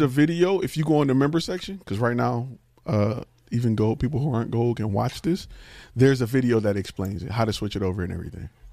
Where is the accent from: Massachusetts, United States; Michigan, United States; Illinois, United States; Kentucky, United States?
Michigan, United States; Detroit; I'm from Detroit